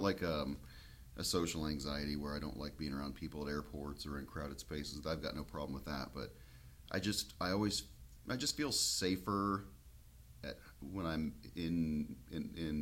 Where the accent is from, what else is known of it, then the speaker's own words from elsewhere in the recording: Kansas, United States; my home state of Kansas